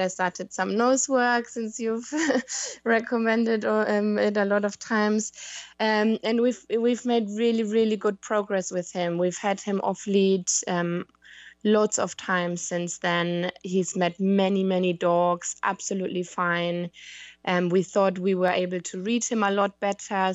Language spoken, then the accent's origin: English; Germany; moved away as an adult; now in London, United Kingdom; I live in London, in the U K, but I'm from Germany